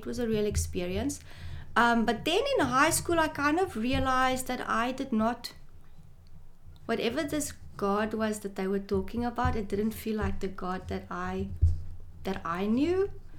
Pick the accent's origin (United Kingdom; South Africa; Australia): South Africa; Wynberg, Western Cape; born there; also born or lived in Pretoria / Saldanha / Goodwood; No, I was born in Wynberg. My dad was in two military hospital. My dad was in the army, so we stayed in a few places. When I was three, we moved to Pretoria for 2 years. Then we came back to Saldanha for 2 years.